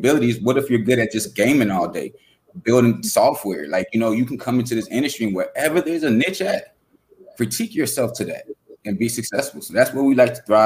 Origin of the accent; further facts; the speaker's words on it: Fort Lauderdale, Florida, United States; I'm coming from Fort Lauderdale, Florida, where, you know, we learn different things